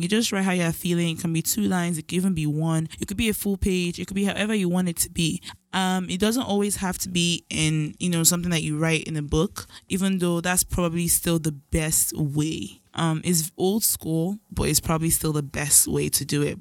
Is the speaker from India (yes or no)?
no; Nigeria; as a Nigerian child